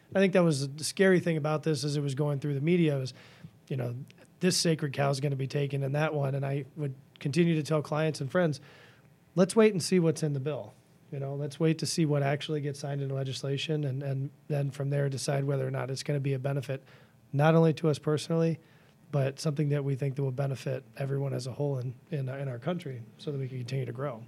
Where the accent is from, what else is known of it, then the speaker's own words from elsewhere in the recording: Washington, District of Columbia, United States; now in Dane County, Wisconsin, United States; I grew up in Washington, N D C area